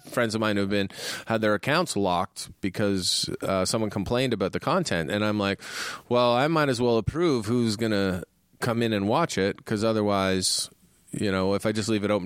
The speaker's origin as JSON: {"language": "English", "country": "Canada", "moved": "yes", "lives_now": "California, United States", "said": "I'm a Canadian."}